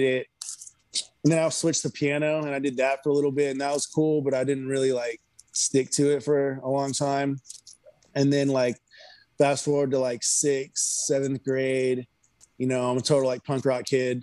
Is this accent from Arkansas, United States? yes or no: no; Houston, Texas, United States; also born or lived in California; now in Austin, United States; I grew up in Houston and then I moved to California. And then when I, I moved from California to here in like late 2017.